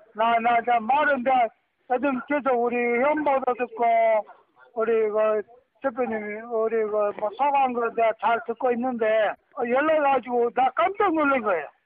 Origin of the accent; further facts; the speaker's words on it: Jeolla, South Korea; accent: Jeolla dialect; 전라도 우리 사투리